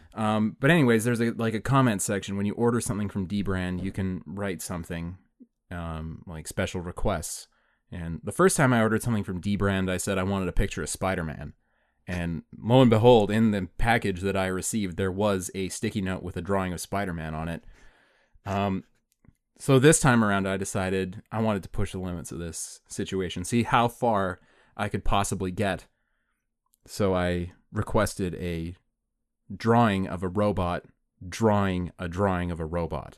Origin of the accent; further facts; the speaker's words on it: Canada; we're Canadian, we're in Canada